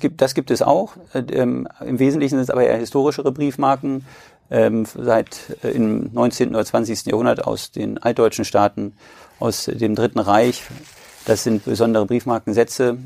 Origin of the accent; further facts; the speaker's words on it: Braunschweig, Lower Saxony, Germany; ich komme aus Braunschweig und führe in vierter Generation den größten Versandhändler für Edelmetallprodukte der Welt.